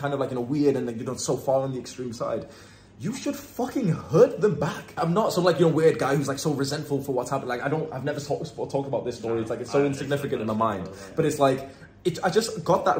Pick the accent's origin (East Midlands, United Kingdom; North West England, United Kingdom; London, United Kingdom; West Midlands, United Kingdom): North West England, United Kingdom; Warrington; moved away as an adult; every now and then I come back to my hometown in Warrington